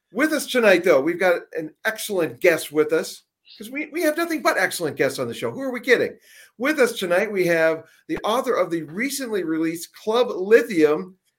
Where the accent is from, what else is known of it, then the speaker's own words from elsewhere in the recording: Seattle, Washington, United States; now in Phoenix, United States; I came from Seattle, too.